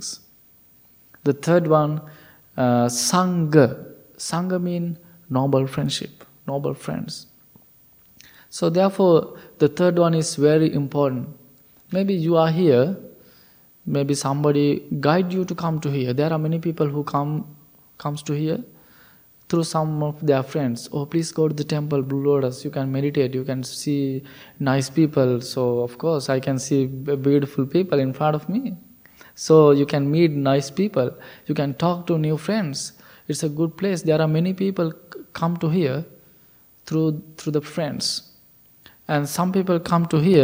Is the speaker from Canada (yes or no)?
no; Sri Lanka; moved away; we all the monks, we are from Sri Lanka